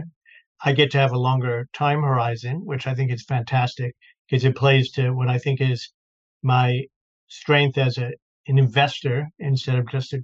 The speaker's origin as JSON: {"language": "English", "town": "Baltimore", "region": "Maryland", "country": "United States", "tie": "born or raised there", "also_born_or_lived": "New York / London / Florida", "moved": "as an adult", "lives_now": "Boston, United States", "said": "I grew up in Baltimore"}